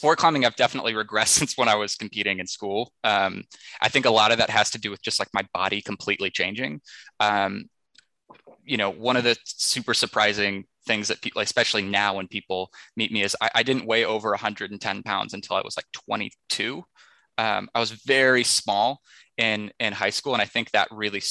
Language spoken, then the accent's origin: English; Texas, United States; growing up in Texas